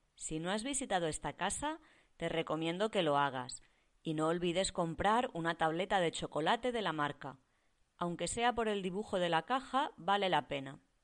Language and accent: Spanish; Barcelona, Catalonia, Spain; yo soy de Barcelona